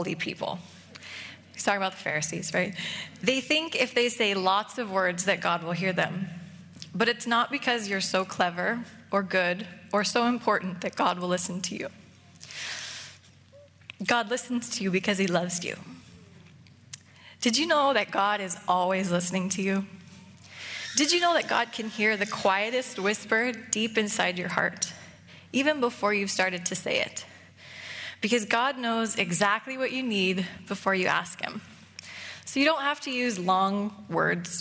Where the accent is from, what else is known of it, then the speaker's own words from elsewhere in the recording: United States; moved away as an adult; also born or lived in Seattle; now in Canada; I'm American